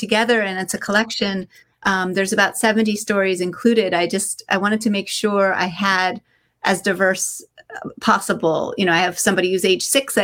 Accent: Cooperstown, New York, United States; I grew up in upstate New York, Cooperstown, New York.

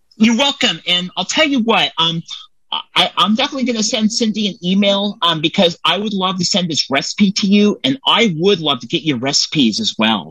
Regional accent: Templeton, California, United States; Templeton, California is where I'm from

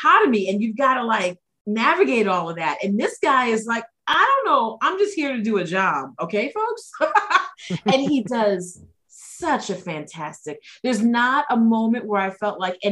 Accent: New York, United States; moved away; I'm from New York originally.

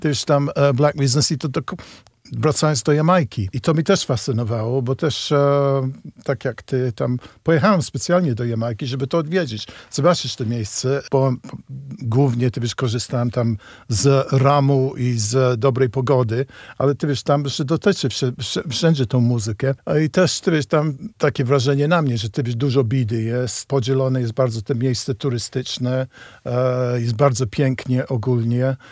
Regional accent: United Kingdom; Polish is a second language; moved away; ja z Wielkiej Brytanii, gdzie ja się trochę wychowałem na muzyce soul i reggae

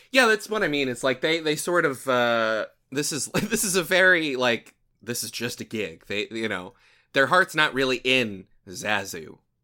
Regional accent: Southern, United States; accent: Southern; my usual Southern accent

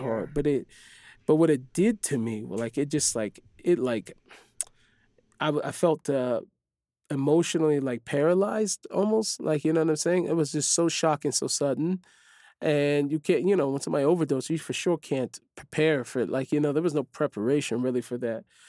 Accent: Seattle, Washington, United States; moved away as an adult; now in Israel; I grew up in the Jewish neighborhood

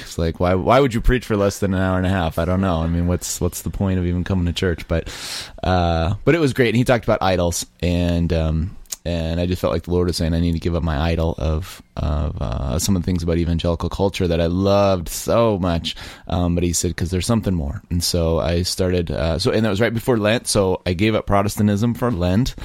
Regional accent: Colorado Springs, Colorado, United States; I was raised in Colorado Springs

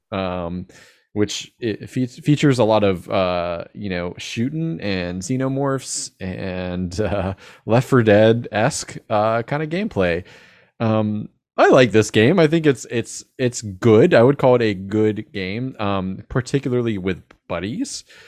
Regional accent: Jacksonville, United States; I'm from Jacksonville

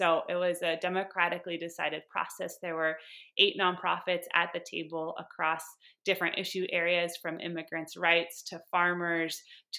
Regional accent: Sebastopol, California, United States; I'm born and raised in Sonoma County in Sebastopol, California.

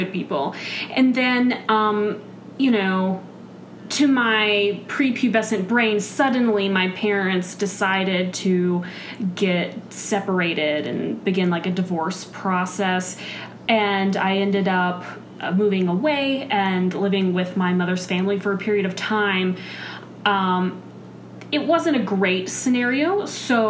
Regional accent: Dallas, Texas, United States; now in Minnesota, United States; I was born in Texas, in the Dallas-Fort Worth Metro

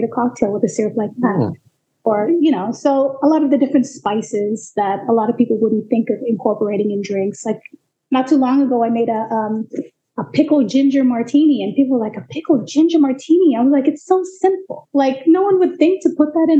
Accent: Fiji; also born or lived in Seattle; now in Portland, United States; I was born and raised in the Fiji Islands

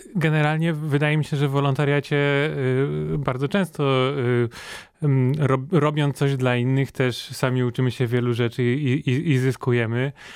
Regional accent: Poland; jesteśmy jedyną osobą z Polski, która, która jest na takim projekcie

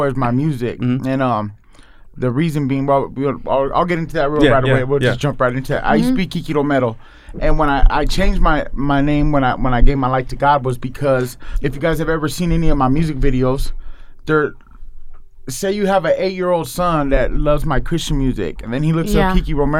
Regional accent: San Diego, California, United States; moved away; I was from a neighborhood in San Diego, which wasn't the easiest to grow up in.

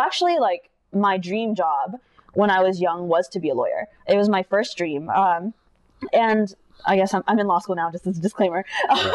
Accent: Irvine, California, United States; moved away as an adult; also born or lived in Philadelphia / New York City; I grew up in Irvine.

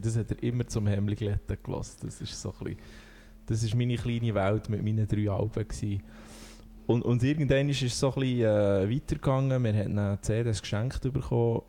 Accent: Thun, Bern, Switzerland; bin aus Thun

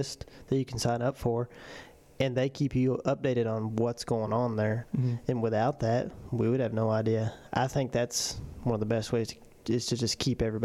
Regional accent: United States; As an American

